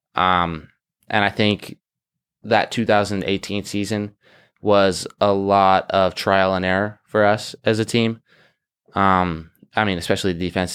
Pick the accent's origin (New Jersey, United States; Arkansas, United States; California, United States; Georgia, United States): California, United States; Orange County; I'm from Orange County, California